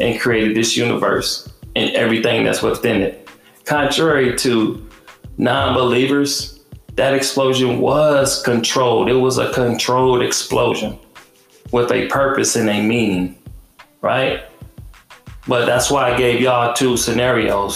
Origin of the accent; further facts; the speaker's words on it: Detroit, Michigan, United States; I had guns in my face growing up in Detroit